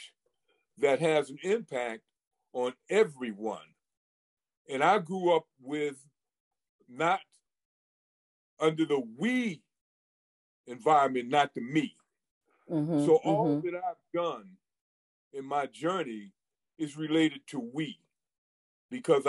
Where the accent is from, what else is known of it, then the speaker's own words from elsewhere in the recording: Hartford, Connecticut, United States; I grew up in Bellevue Square in the north end of Hartford, raised by a single parent